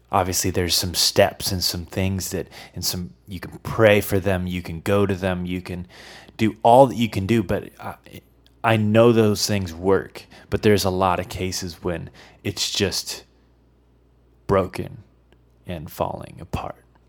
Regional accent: Midwest, United States; moved away; I, I was from the Midwest, so we, we had tornadoes.

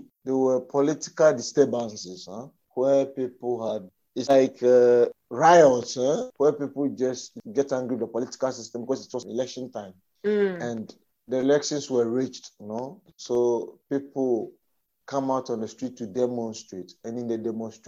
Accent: Ghana; also born or lived in Congo; now in Madagascar; in 2014, I came to Ghana, the priestly ordination.

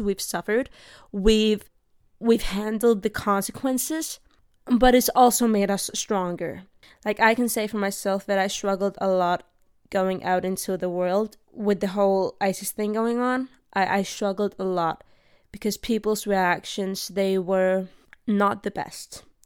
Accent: Denmark; also born or lived in Iraq; I grew up in Denmark

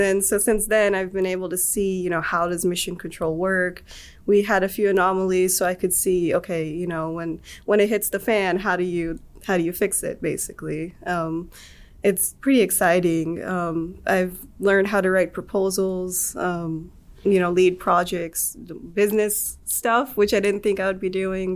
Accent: Atlanta, Georgia, United States; moved away as an adult; now in Auburn, United States; I am from Atlanta. Okay. Um, grew up there.

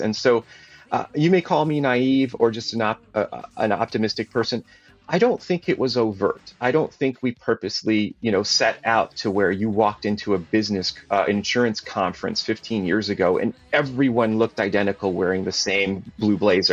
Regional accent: Connecticut, United States; growing up in Connecticut, I had exposure to insurance professionals, insurance people

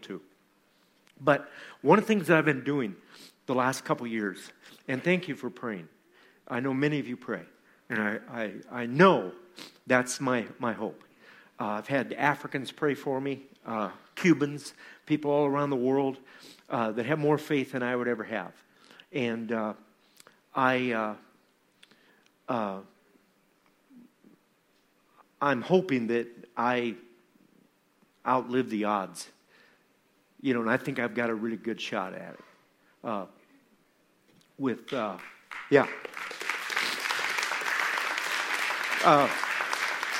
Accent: Iowa, United States; from Iowa, from my hometown community

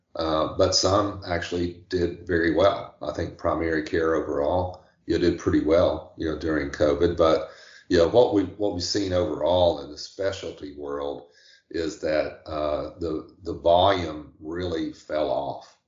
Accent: Tennessee, United States; moved away as an adult; now in Charleston, United States; I'm originally from Tennessee

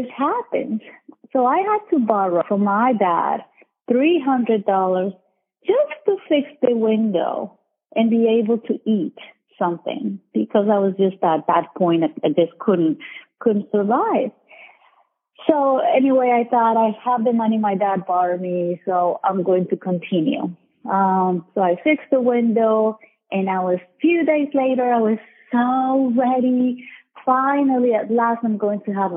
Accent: Colombia; moved away as an adult; now in United States; I was born in Colombia, South America. And I came to the U.S. in 2002

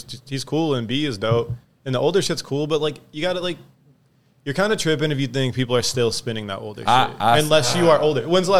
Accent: Saginaw, Michigan, United States; my friends I grew up skating with in Saginaw, Michigan

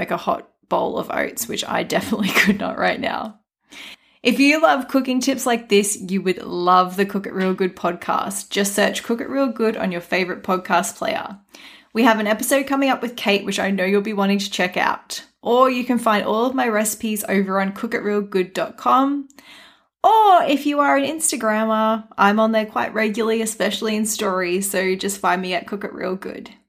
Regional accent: Australia; As you can probably already tell, I'm from Australia

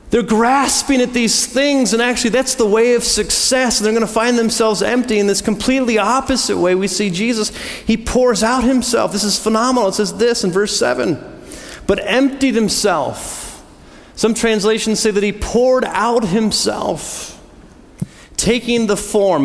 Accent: United States; I was born in the United States

